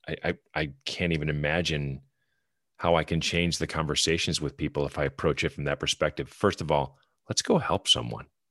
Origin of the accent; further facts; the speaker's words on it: Wisconsin, United States; moved away as an adult; now in North Carolina, United States; I'm, I'm from Wisconsin. I'm a Badger fan, but I went to U W Platteville and got my graduate degree at U W M